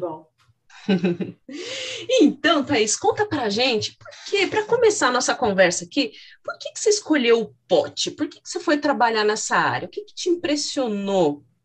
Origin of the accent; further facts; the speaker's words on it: Jundiaí, São Paulo, Brazil; accent: interior paulista; moved away as an adult; now in Salvador, Brazil; eu sou de um interior mais perto da capital, que é a região é. de Jundiaí